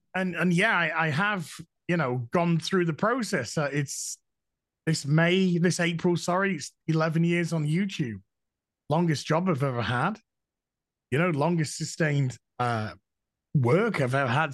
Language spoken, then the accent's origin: English; Yorkshire and the Humber, United Kingdom; I'm a Yorkshireman. We're no nonsense up here